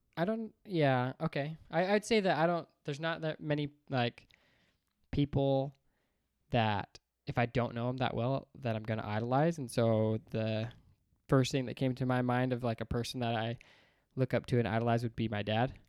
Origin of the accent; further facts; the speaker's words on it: Layton, Utah, United States; also born or lived in Bountiful, Utah / Seattle; then we moved back to Utah in Layton. Um, and then that's, you know, went to school, elementary, junior high, high school